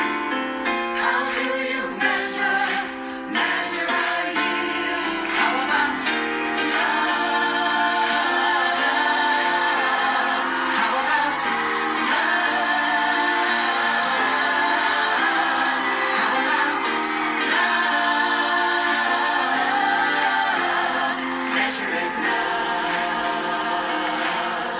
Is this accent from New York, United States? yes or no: yes; New York City, New York, United States; Being a New Yorker, living in the Bronx, New York